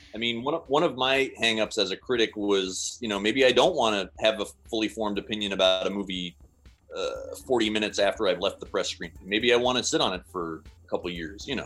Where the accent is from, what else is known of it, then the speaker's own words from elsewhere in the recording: Seattle, Washington, United States; I'm from Seattle